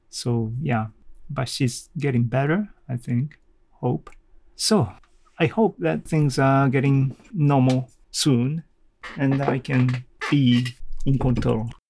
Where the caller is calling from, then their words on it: Kanazawa, Ishikawa, Japan; English is a second language; I'm talking from Kanazawa, Japan, to the world.